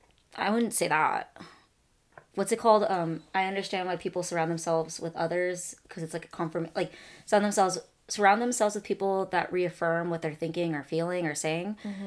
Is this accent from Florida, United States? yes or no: no; Sacramento, California, United States; living in California, we're used to having access to, like, so much agriculture.